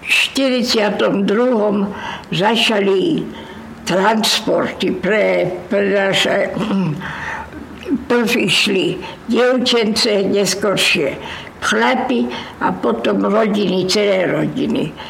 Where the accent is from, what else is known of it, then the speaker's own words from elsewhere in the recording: Slovakia; vyhnali nás, lebo sme boli Slováci.